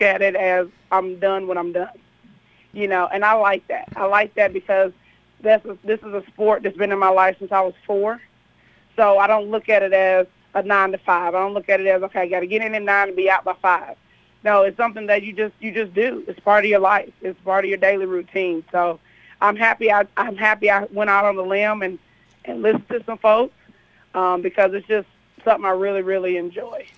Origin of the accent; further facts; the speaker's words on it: Kentucky, United States; now in Tennessee, United States; I'm from Kentucky